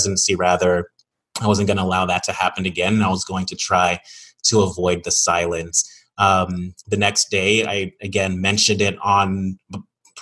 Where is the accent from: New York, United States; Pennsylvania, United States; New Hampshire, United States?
New York, United States; moved away; Back in New York, in my hometown